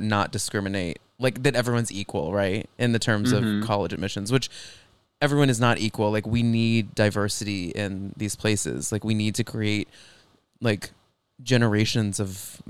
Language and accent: English; Texas, United States; I grew up in Texas